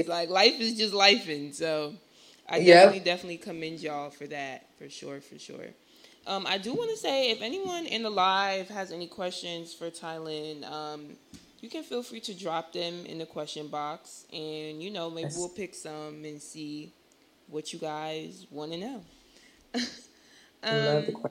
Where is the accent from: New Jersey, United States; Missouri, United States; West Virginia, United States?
New Jersey, United States; I'm from Jersey